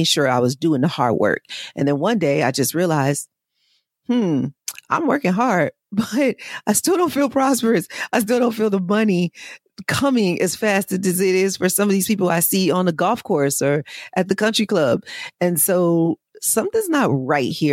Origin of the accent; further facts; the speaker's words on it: Chicago, Illinois, United States; I grew up in Chicago, mainly on the South Side.